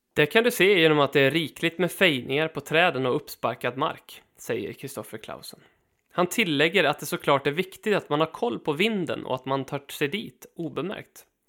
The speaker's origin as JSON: {"language": "Swedish", "country": "Sweden", "said": "vi svenskar"}